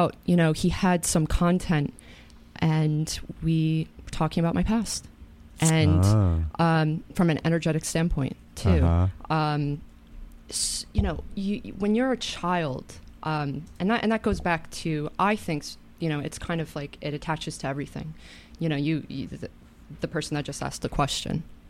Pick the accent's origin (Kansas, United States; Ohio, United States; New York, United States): New York, United States; Katonah; I grew up in Katona